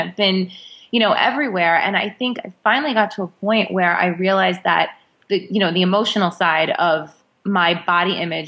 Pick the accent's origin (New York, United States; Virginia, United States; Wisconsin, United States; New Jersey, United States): New York, United States; I am a New Yorker